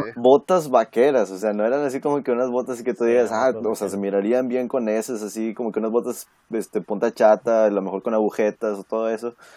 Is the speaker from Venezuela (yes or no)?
no; Mexico; moved away; Soy, soy mexicano